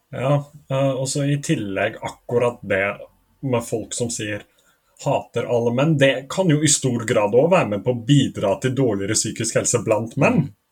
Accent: Norway; jeg er norsk

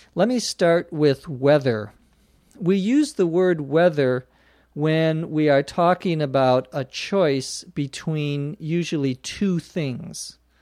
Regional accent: United States; also born or lived in Los Angeles, California / Phoenix, Arizona; Most Americans, as you probably know, don't know the temperature in Celsius because we use the Fahrenheit scale here

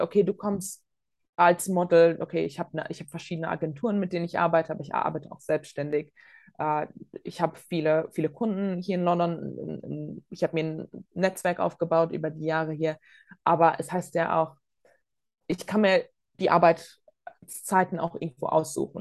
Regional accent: Bonn, North Rhine-Westphalia, Germany; moved away; also born or lived in Latvia; Ich bin selbst äh, in Bonn zur Schule gegangen

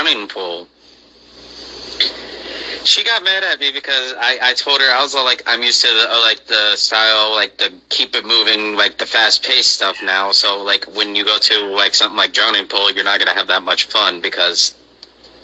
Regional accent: United States; my hometown

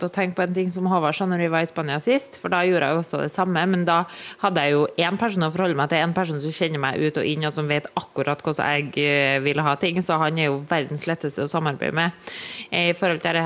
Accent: Trøndelag, Norway; moved away; da var jeg jo hjemme i Trøndelag

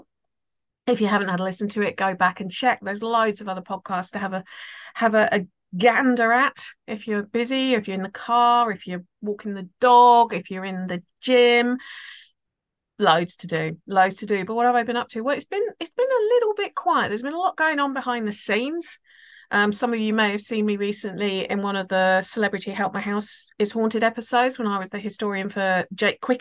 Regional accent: United Kingdom; my home country

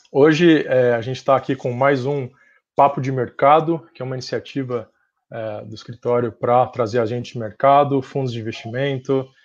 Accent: São Paulo, Brazil; eu sou de São Paulo mesmo, né?

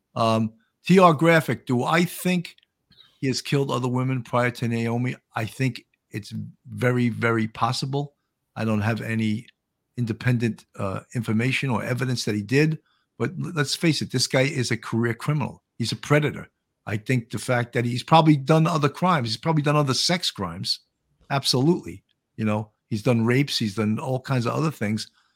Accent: Long Island, New York, United States; accent: Long Island; also born or lived in Buffalo; I grew up on Long Island

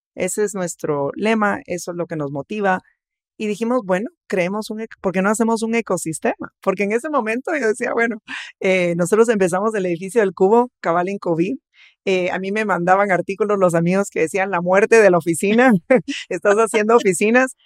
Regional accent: Guatemala; Somos un país diverso económicamente, socialmente

